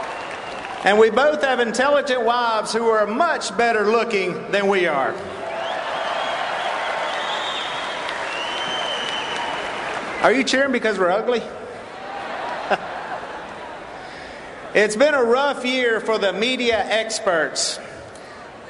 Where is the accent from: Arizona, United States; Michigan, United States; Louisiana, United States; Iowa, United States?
Louisiana, United States; I'm from Louisiana